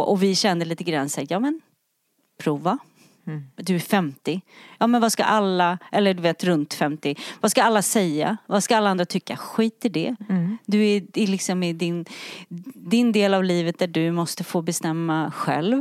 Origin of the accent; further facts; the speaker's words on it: Sweden; vi i Sverige är lite präktigare